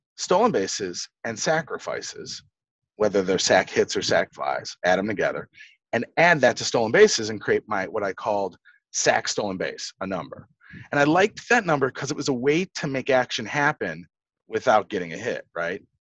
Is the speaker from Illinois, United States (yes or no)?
yes; Chicago, Illinois, United States; I'm from Chicago.